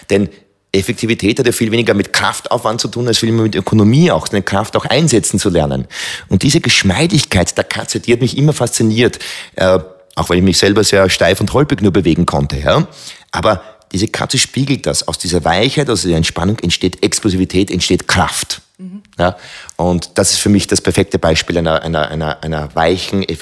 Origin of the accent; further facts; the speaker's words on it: Lower Austria, Austria; weil diese Auwälder meiner Heimat äh, gleichzeitig auch so ein Rückzug, ein Leo für mich waren. Denn äh, ich habe damals beschlossen, so, ich werde jetzt Kampfkünstler, ich werde ein Krieger, das wird mein Weg. Aber ähm, in den, im nördlichen Weinviertel hat das natürlich äh, nicht sehr großen Anklang gefunden.